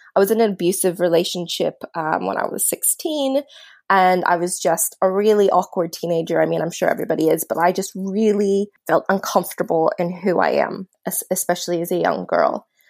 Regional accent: suburban Maryland, United States; now in Australia; I grew up in suburban Maryland

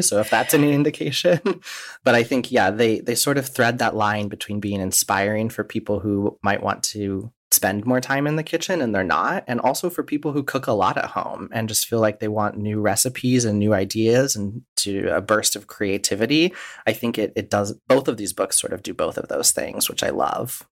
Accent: Midwest, United States; I grew up in the Midwest, and uh, my ancestors are Czech

